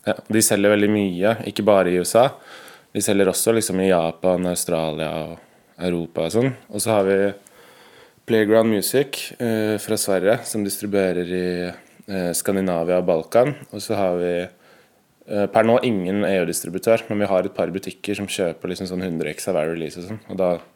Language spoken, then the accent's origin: Norwegian; Oslo, Norway; jeg er fra Oppsal. Eh, født i Oslo. Bodd på Oppsal hele livet